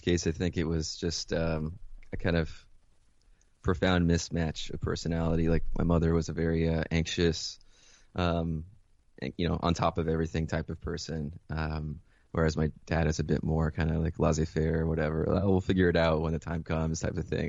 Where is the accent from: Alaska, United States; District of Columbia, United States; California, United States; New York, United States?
New York, United States; Mount Vernon; also born or lived in Caracas, Venezuela / Philadelphia; I was born in Caracas, Venezuela. Um, my mother was American, my father is, uh, Venezuelan. And, um, yeah, I was born and raised there until I was eight. And then I moved, uh, with my mother to Mount Vernon